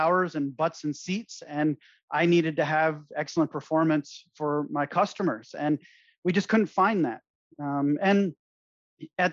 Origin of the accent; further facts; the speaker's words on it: United States; moved away as an adult; now in Belize; as an American